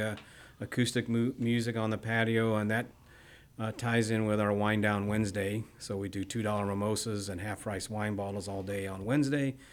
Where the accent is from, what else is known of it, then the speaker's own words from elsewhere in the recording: Bryan, Texas, United States; also born or lived in Midwest / Katy, Texas; I moved to Texas when I was young. I was seven. We, uh, we moved to Bryan